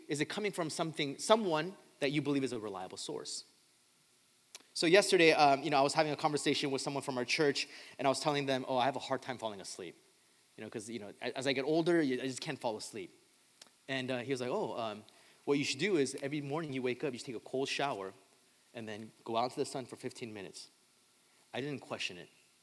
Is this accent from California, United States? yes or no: yes; Southern California, United States; I grew up in Southern California